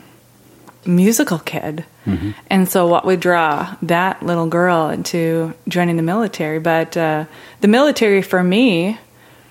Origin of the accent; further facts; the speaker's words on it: Chicago, Illinois, United States; I'm originally from a suburb of Chicago